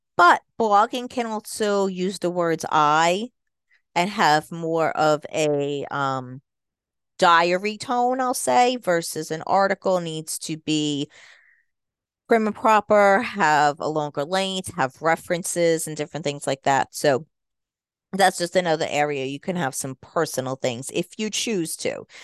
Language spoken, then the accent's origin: English; United States; accent: New York mixture; moved away; also born or lived in Jersey Shore, New Jersey / New York; I am a Jersey Shore girl. I'm sure you can hear a little bit of a New York accent, too, 'cause that's where I was born and raised partly, so I have a little bit of a mixture in my accent.